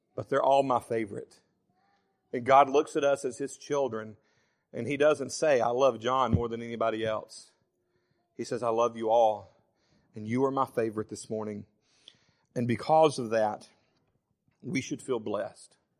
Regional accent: Savannah, Tennessee, United States; moved away as an adult; also born or lived in Florence, Alabama; I was born and lived in Florence until I was ten, and then we moved to Savannah, and I pretty much grew up the rest of my life in Savannah

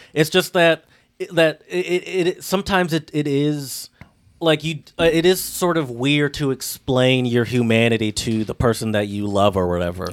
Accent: Michigan, United States; I'm from Michigan

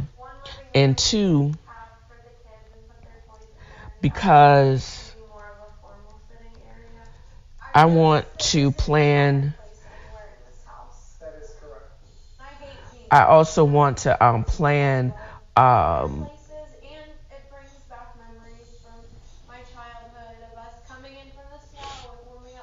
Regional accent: Chesapeake Bay area, Virginia, United States; moved away; I'm from the Virginia, the Chesapeake Bay area

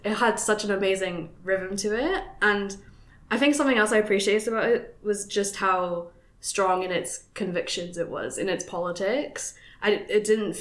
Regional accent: Philippines; I'm a Filipina

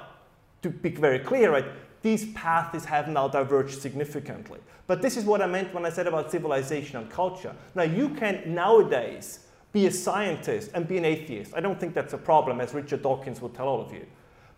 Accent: Germany; first language German; English is a second language; as you probably can tell despite my accent-free English, is that my background is in German, and believe it or not, the German people do think differently than the rest of the world.

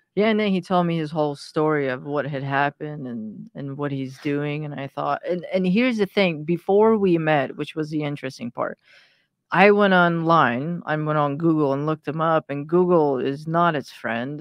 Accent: Iran; moved away; I was born in Iran at, at a time where Iran was at war with Iraq.

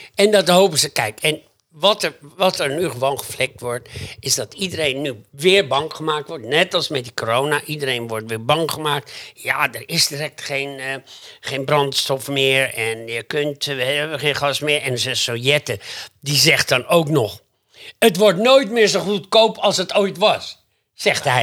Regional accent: Groningen, Netherlands; bij ons in Groningen

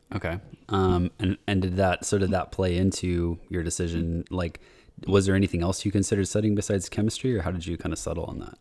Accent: United States; since I'm American, even my family is from, like, uh, Portugal and Italy

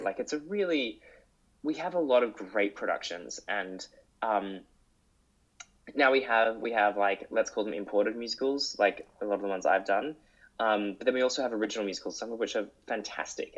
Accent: Sydney, New South Wales, Australia; moved away as an adult; also born or lived in Austria; I grew up in Sydney

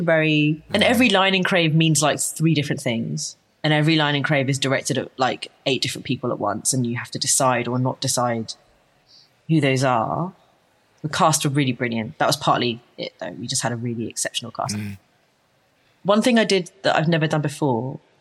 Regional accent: London, United Kingdom; I'm from London, so I just live with my mum for like longer than is entirely civilized, right? I just lived at home for a really long time, and I'm lucky enough to have been born in a capital city

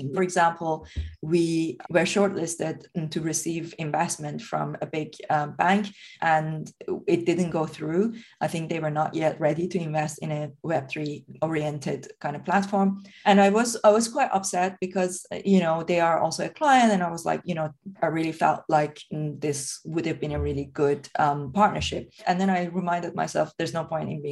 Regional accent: Iran; moved away; I'm originally from Iran.

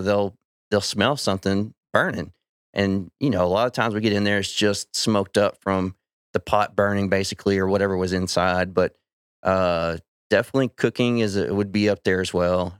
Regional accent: Weatherford, Texas, United States; I grew up out in Weatherford

